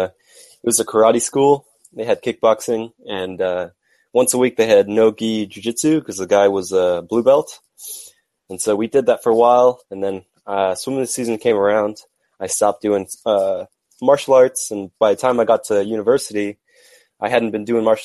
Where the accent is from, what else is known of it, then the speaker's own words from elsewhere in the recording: San Diego, California, United States; moved away as an adult; now in Vancouver, Canada; I'm born and raised in San Diego, but I go to school in Vancouver.